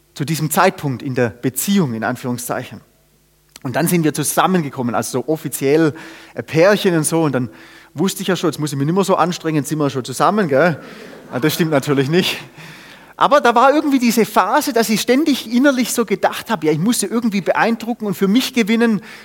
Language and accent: German; Germany; ich bin Deutscher